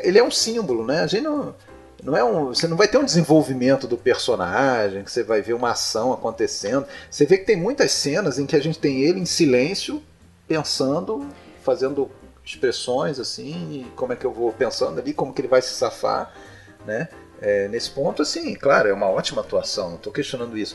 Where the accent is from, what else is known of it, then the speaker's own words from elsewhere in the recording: Brazil; nós sendo brasileiros